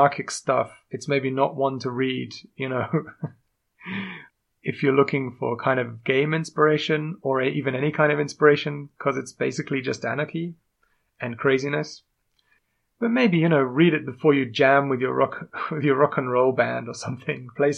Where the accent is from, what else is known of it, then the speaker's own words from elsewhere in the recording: England, United Kingdom; accent: strange; I am indeed English. Although you might not notice from my strange accent.